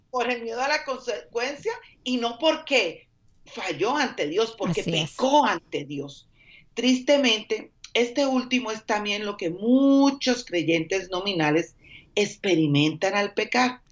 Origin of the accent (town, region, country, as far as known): Colombia; moved away